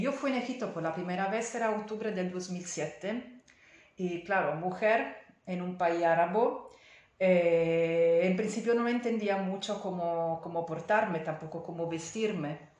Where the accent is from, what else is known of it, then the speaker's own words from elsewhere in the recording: Italy; Spanish is a second language; moved away; soy italiana y entonces pido disculpas por mi español